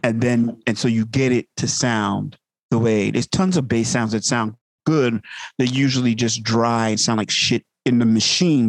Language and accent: English; Uniondale, New York, United States; also born or lived in Manhattan / Brooklyn; my parents moved to Long Island so I grew up in Uniondale, Long Island